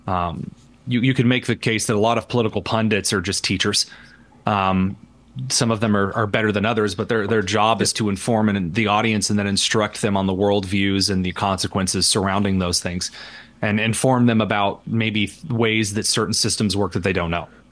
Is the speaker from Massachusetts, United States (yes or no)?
no; Indiana, United States; I am just a very average Hoosier in Indiana. I grew up in the sticks, in the mud and the dirt